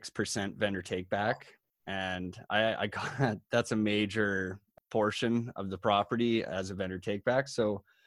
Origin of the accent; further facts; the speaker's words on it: Collingwood, Ontario, Canada; I come from Collingwood, Ontario, which is kind of a tourism-oriented town where a lot of people from, say, the GTA or Toronto might travel